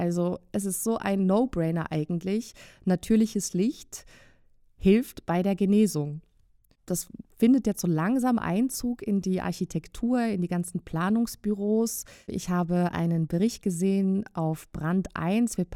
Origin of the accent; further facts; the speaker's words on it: Switzerland; Ich bin in einem Gebiet aufgewachsen in der Schweiz, was früher ja sehr sumpfig war.